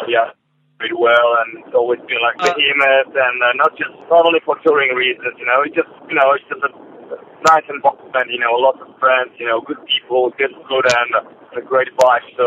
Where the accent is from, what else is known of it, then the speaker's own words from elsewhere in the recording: Warsaw, Masovian Voivodeship, Poland; Driving to Warsaw now, my hometown